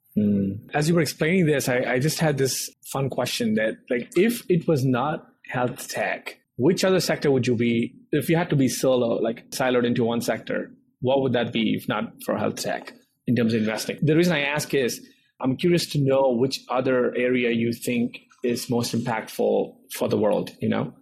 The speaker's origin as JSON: {"language": "English", "country": "India", "moved": "as an adult", "lives_now": "United States"}